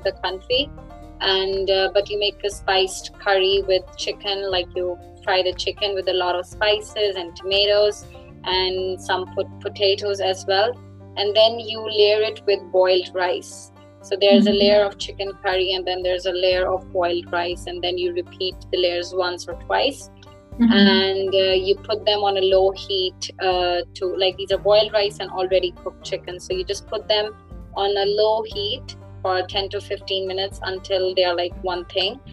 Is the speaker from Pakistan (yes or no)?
yes; Lahore, Punjab, Pakistan; moved away as an adult; now in Ilmenau, Germany; I'm from Pakistan. I'm from one of the biggest cities in Pakistan called Lahore.